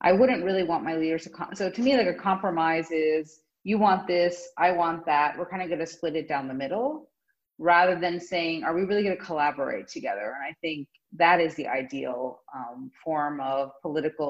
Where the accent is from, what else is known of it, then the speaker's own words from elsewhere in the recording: United States; as an American